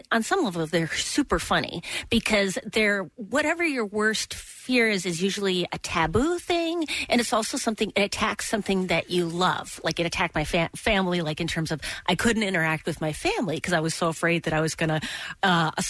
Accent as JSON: {"language": "English", "region": "Midwest", "country": "United States", "said": "I'm from the Midwest"}